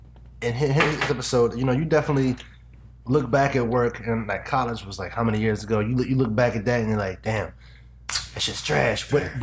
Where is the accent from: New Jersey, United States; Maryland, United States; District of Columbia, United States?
Maryland, United States; Growing up on the East Coast, you know, grew up in like Maryland.